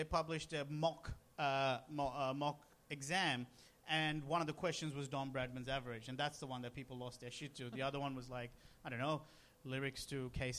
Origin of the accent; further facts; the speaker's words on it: Sri Lanka; now in Australia; I grew up in Sri Lanka watching a lot of cricket